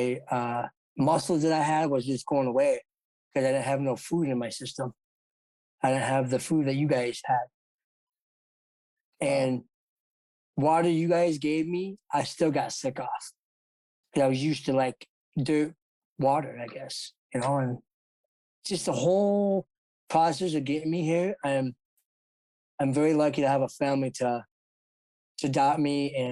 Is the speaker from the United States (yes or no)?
yes; Sturgis, South Dakota, United States; also born or lived in Sao Paulo, Brazil; I'm Stosia, South Dakota, and I was adopted from Sao Paulo, Brazil.